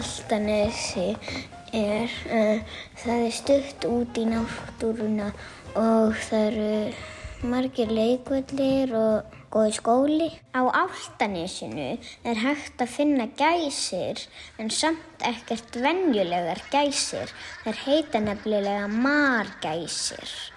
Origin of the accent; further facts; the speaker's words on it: Álftanes, Capital Region, Iceland; ég er frá Ofldanesinu sem er á höfuborgarsvæðinu